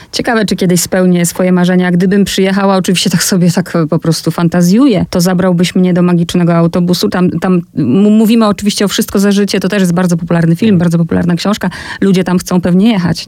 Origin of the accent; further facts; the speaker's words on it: Poland; ona zapytała skąd jestem i ja mówię z Polski